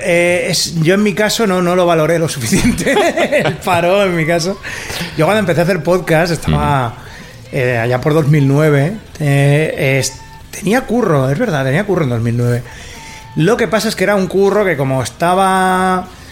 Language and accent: Spanish; Rubí, Catalonia, Spain; soy de Rubí, de una ciudad del Vallés, occidental, pero eh, mi casa está en una urbanización a 15 minutos andando del centro, la casa de mis padres